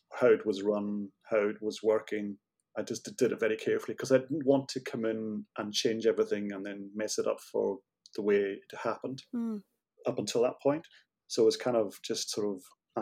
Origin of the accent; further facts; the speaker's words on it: Isle of Lewis, Scotland, United Kingdom; moved away as an adult; also born or lived in Aberdeen; I lived in Lewis until I was about 18, 19. And then I went to Aberdeen to study graphic design for 2 years